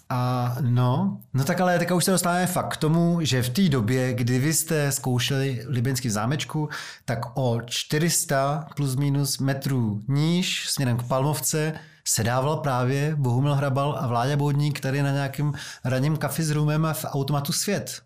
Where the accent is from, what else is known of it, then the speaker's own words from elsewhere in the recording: Prague, Czechia; jsem z Vysočan